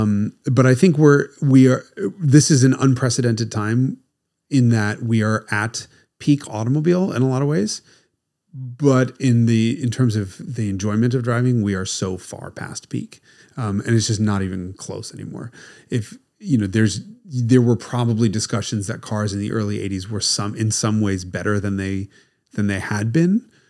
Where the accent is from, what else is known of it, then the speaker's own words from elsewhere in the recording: United States; being American